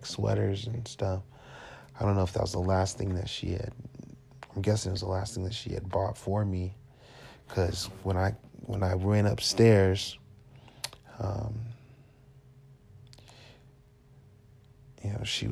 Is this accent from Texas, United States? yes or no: no; Detroit, Michigan, United States; also born or lived in Phoenix; I'm originally from Detroit